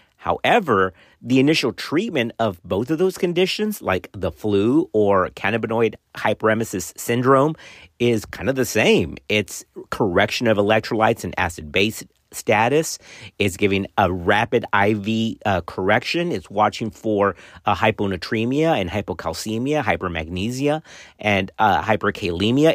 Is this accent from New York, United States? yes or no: no; Texas, United States; my home state of Texas